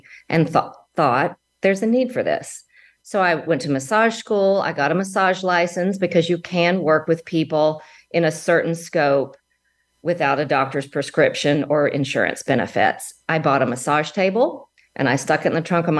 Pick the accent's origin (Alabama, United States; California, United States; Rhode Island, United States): Alabama, United States; moved away as an adult; now in Dallas, United States; I was from Alabama originally, and I moved to Dallas just for a temporary job